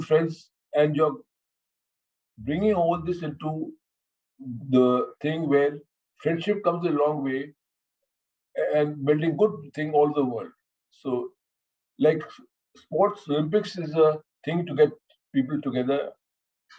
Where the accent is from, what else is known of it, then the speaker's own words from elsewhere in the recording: India; what we maintain as Indians